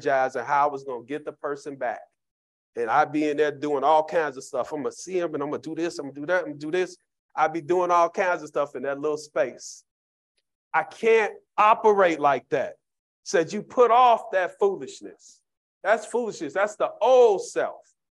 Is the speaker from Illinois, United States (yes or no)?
yes; Chicago, Illinois, United States; Growing up in Cabrini Green